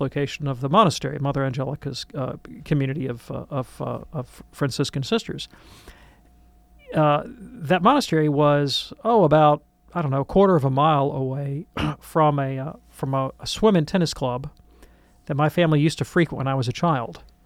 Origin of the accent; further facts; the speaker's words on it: Birmingham, Alabama, United States; I grew up in Birmingham, Alabama